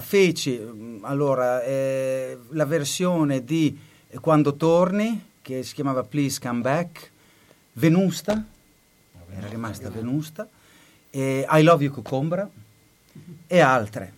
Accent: Bologna, Emilia-Romagna, Italy; moved away as an adult; also born or lived in United States; Io sono nato a Bologna, nato e cresciuto dentro le mura, quartiere Marconi

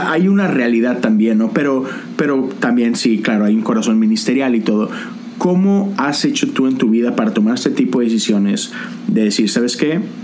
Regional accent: Monterrey, Nuevo León, Mexico; also born or lived in Coatzacoalcos, Veracruz / Zamora, Michoacán; now in Houston, United States; crecí en Monterrey, pero de repente me tocó una temporadita donde viví en Coatzacoalcos, Veracruz, después un tiempito en Zamora, Michoacán y luego regresamos a casa

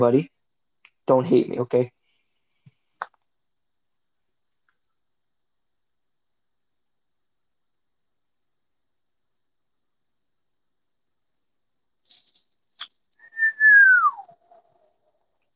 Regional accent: Sacramento, California, United States; I was born in a small town in Central California, but then I grew up in Sacramento

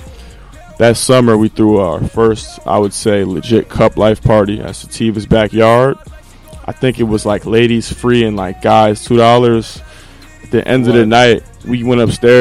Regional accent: West Orange, New Jersey, United States; born and raised in West Orange

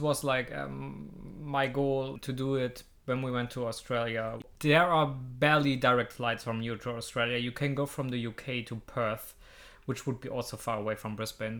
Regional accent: Hamburg, Germany; I was from this district I'm living in, I was from Hamburg

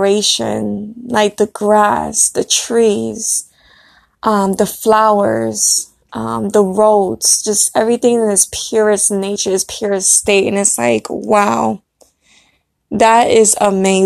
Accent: Brooklyn, New York, United States; moved away; I was born in Brooklyn, so, you know, I had to go back to my roots

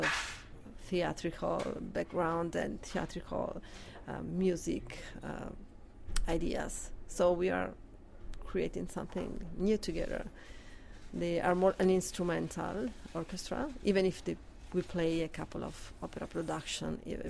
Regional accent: Italy; moved away as an adult; now in Canada; I'm coming from Italy

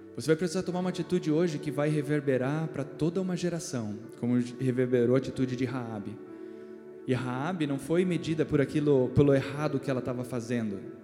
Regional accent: Brazil; nós como brasileiros

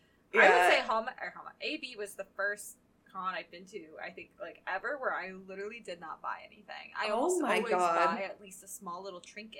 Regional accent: the South, United States; accent: Southern; I don't have a Southern accent, right? But I was like, I guess when I say some words that have like that long A, there's like, I draw it out more, and that's because I'm from the South.

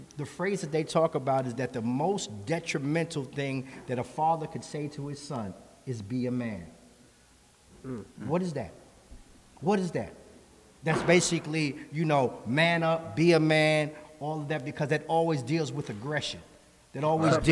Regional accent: New York City, New York, United States; I grew up in the Bronx

